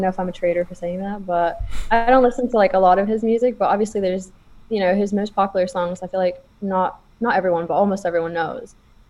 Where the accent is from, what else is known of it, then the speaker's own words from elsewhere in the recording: Abu Dhabi, United Arab Emirates; also born or lived in Toronto; I'm from Abu Dhabi.